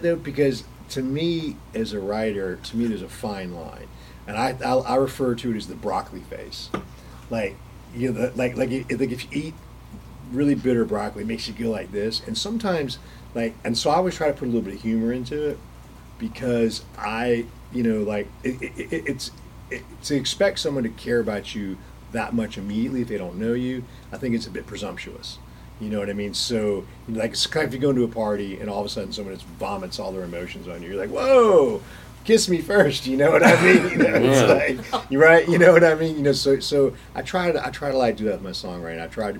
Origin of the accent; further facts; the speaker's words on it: Atlanta, Georgia, United States; I grew up in Atlanta.